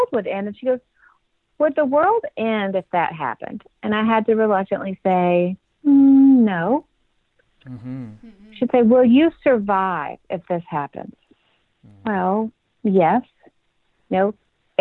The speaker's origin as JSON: {"language": "English", "town": "Nashville", "region": "Tennessee", "country": "United States", "tie": "born or raised there", "said": "my hometown of Nashville"}